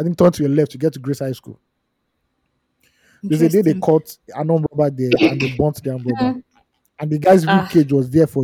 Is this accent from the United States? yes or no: no; Nigeria; as a Nigerian